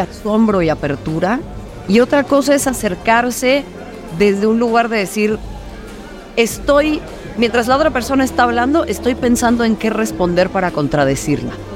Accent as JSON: {"language": "Spanish", "country": "Mexico", "tie": "born or raised there", "said": "yo nací, en este país y lo amo y, soy mexicana antes que cualquier otra cosa"}